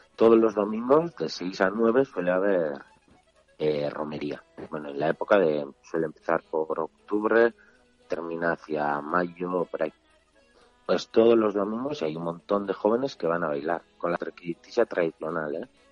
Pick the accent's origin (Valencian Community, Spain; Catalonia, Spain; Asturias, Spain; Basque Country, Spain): Basque Country, Spain; Azkoitia; aquí en mi pueblo, en Azcoitla